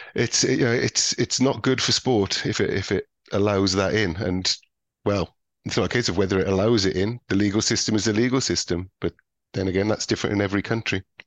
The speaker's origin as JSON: {"language": "English", "area": "Welsh", "region": "Wales", "country": "United Kingdom", "said": "being Welsh"}